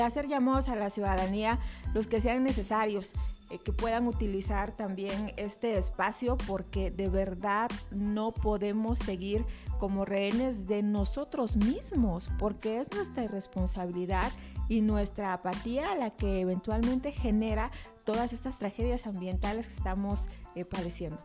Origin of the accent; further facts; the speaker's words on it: Oaxaca, Mexico; somos los oaxaqueños